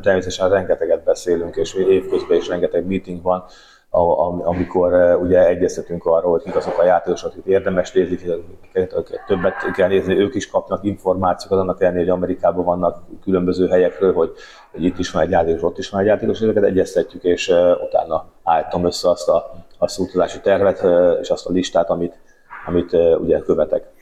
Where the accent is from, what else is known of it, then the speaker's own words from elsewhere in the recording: Hungary; magyarként mindig is érdekelt az, hogy mi történik itthon